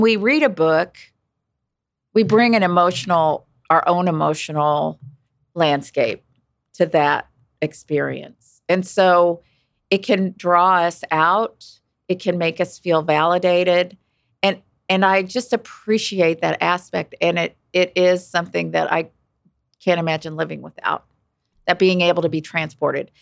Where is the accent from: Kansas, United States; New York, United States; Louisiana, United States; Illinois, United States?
Kansas, United States; Wichita; I grew up in Wichita